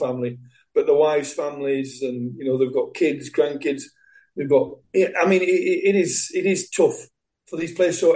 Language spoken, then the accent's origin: English; England, United Kingdom; being English and being brought up the way I have in football